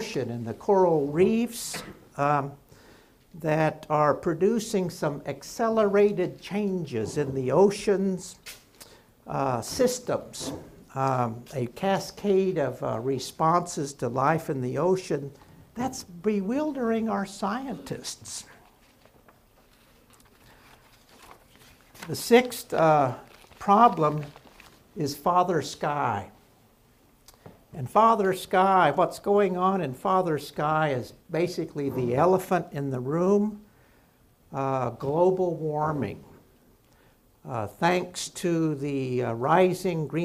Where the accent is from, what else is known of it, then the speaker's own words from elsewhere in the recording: Oklahoma, United States; my home state of Oklahoma